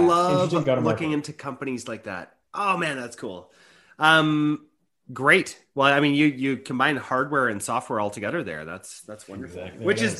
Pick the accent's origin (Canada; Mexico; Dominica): Canada; I'm a Canadian